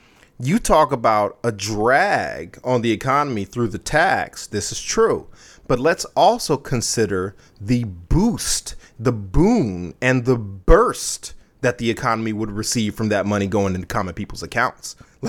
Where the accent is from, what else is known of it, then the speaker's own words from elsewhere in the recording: United States; As an American